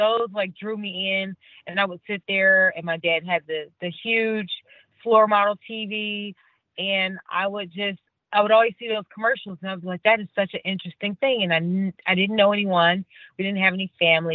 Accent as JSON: {"language": "English", "town": "Cleveland", "region": "Ohio", "country": "United States", "tie": "born or raised there", "moved": "as an adult", "said": "I'm originally from Cleveland, Ohio, grew up very, very much a Cavs Browns Indians fan"}